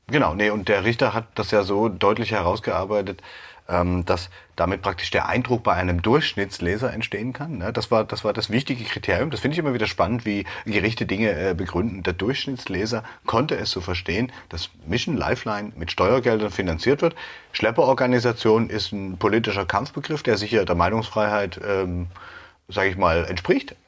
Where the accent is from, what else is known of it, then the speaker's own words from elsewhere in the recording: Dresden, Saxony, Germany; ich bin auch in Dresden geboren